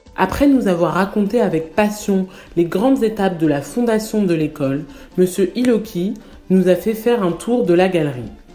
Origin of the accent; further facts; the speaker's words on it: France; J'ai 22 ans, j'ai grandi en France, mais toute ma famille est originaire du Congo-Brazzaville